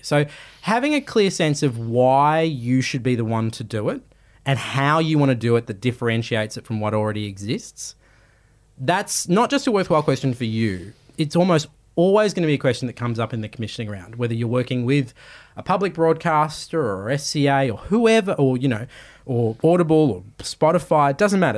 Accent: Australia; I'm Australian

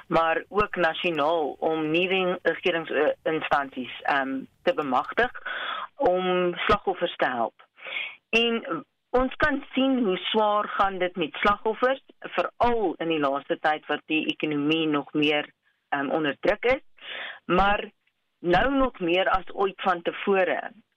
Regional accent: South Africa

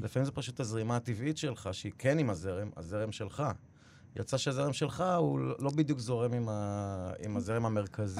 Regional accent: Israel; moved away as an adult; now in New York City, United States; כשחזרתי לפה בגיל חמש

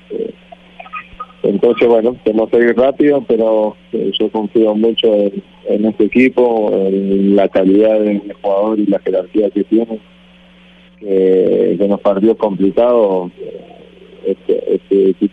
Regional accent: Colombia; No nací en Uruguay pero de los cuatro años estoy viviendo en Colombia, hice todas las inferiores en Colombia, eh, me siento colombiano porque muy pequeña tengo la cultura acá

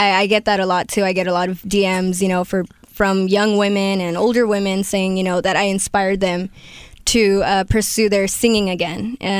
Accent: Carson, California, United States; I grew up in Carson.

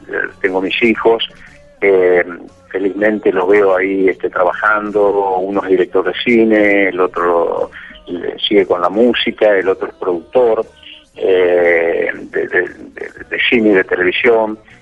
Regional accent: Argentina; yo estoy ahora en gira de verano aquí en mi país

